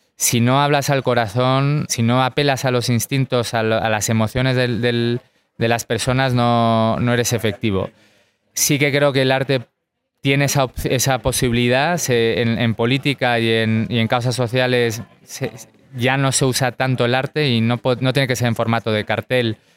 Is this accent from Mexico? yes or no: no; United States; como americano